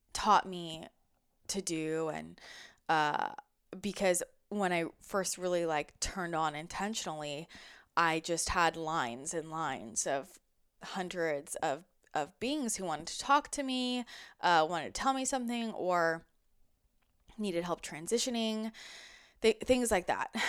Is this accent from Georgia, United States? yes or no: no; outside of San Francisco, California, United States; I grew up outside of San Francisco